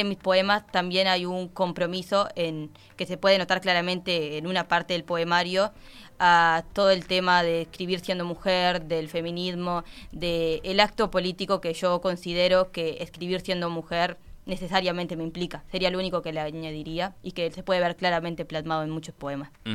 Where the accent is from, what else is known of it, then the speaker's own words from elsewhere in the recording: Nueva Palmira, Colonia, Uruguay; also born or lived in Carmelo; soy de Palmira, de Nueva Palmira.